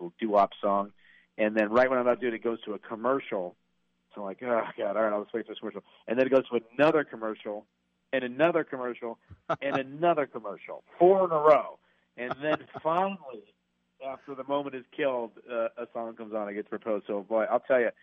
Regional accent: Boonville, California, United States; moved away; I'm from Boonville

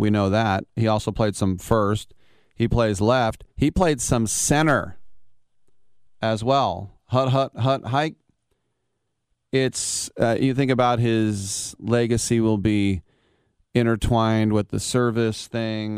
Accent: El Cerrito, California, United States; from El Cerrito, my hometown

